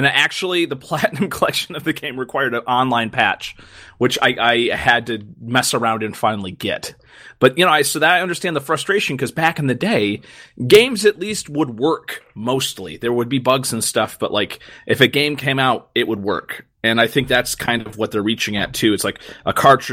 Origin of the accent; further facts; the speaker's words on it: United States; I'm American